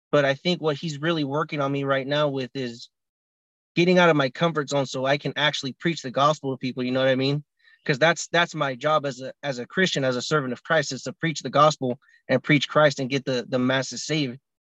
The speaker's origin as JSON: {"language": "English", "region": "California", "country": "United States", "said": "I'm 25 from California as well."}